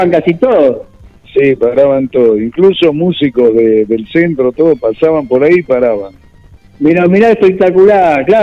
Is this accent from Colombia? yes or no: no; Buenos Aires, Argentina; yo no estaba muy lejos de, de Valentín Alcina, porque yo soy de Pompeya.